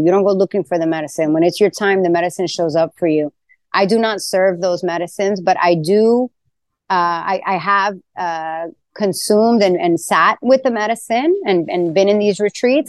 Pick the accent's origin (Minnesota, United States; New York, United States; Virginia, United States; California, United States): New York, United States; New York City; moved away as an adult; now in Tulum, Mexico; my days of growing up in Queens